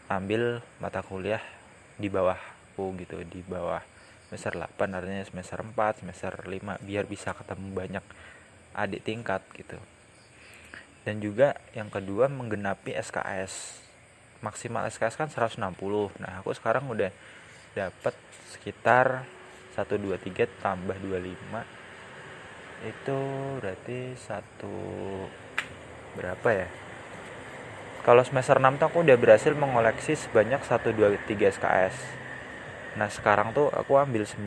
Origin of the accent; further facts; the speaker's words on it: Depok, West Java, Indonesia; aku pengen balik ke kampungku kan ke Depok pas lebaran